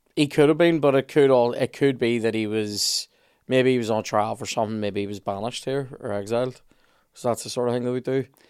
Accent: Belfast, Northern Ireland, United Kingdom; I'm from Black's Road

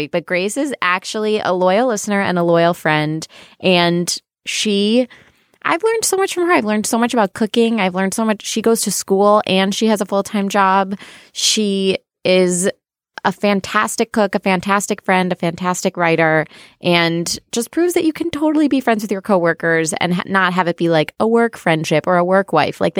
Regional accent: Midwest, United States; we're both from the Midwest.

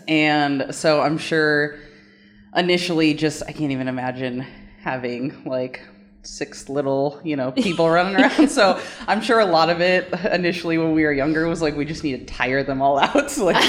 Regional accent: California, United States; born there; also born or lived in Illinois / Maryland; I was born in California, but we about like every 6 years or so ended up moving. So Illinois, Maryland, back to California.

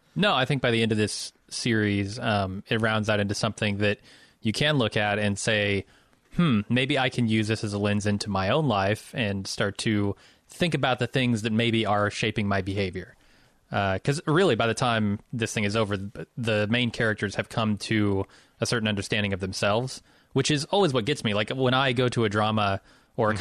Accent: Midwest, United States; also born or lived in Chicago; I'm from the Midwest

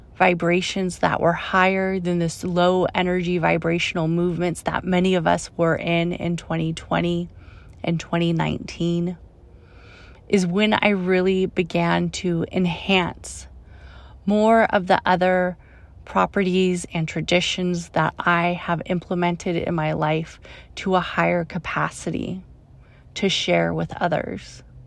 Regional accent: Oakland, California, United States; I grew up in Oakland

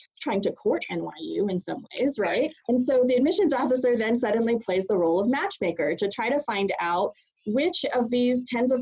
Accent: Western Massachusetts, United States; also born or lived in Boston; I was born in Boston, raised in Western Massachusetts, where I grew up in a very racially hostile community towards my family.

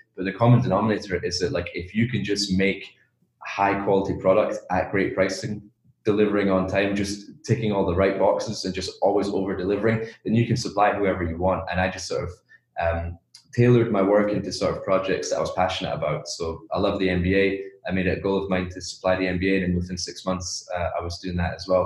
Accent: Edinburgh, Scotland, United Kingdom; moved away as an adult; also born or lived in China; where I'm from, like my hometown in Edinburgh, Scotland

